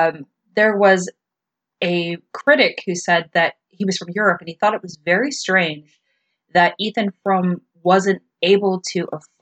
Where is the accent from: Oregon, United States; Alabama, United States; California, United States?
California, United States; moved away; because I'm from California